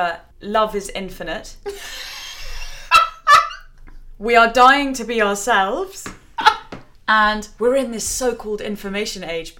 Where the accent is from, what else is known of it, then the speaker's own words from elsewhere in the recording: England, United Kingdom; I think it's probably …, but because we're English, we say ….